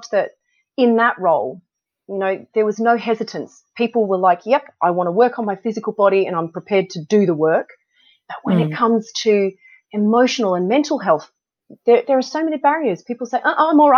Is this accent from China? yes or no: no; Australia; moved away as an adult; now in United Kingdom; I grew up in Australia. I wanted to go back to Sydney to start a family